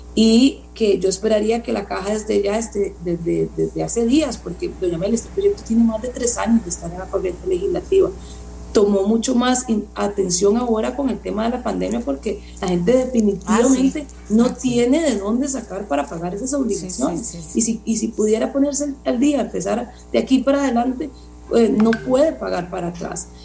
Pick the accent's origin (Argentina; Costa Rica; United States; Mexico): Costa Rica; vivimos como costarricenses